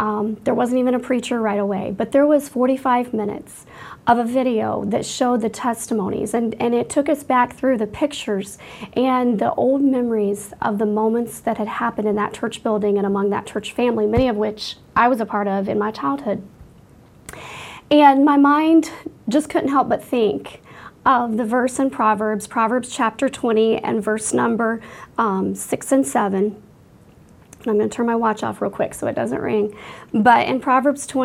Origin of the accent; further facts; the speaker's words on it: Washington, Iowa, United States; moved away; Iowa, which is my home state where I grew up